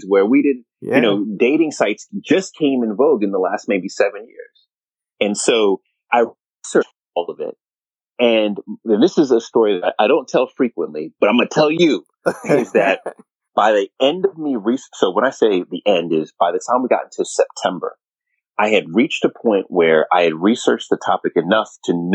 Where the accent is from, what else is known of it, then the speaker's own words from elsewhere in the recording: Jamaica; now in United States; I'm true Jamaican.